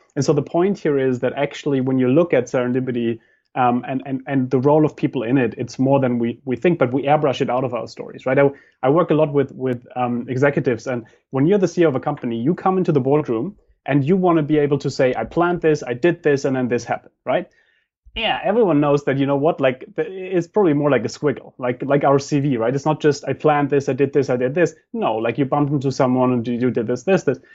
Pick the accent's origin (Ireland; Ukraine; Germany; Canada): Germany; moved away; I come from Germany